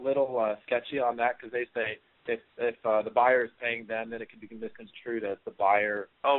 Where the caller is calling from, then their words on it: Seattle, Washington, United States; I'm in Seattle, Washington.